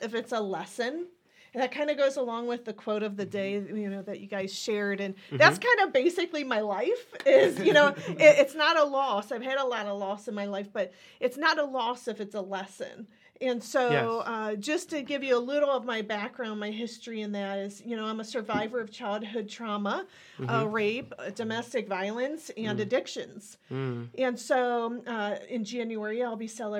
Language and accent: English; Ohio, United States; I was born and raised in Ohio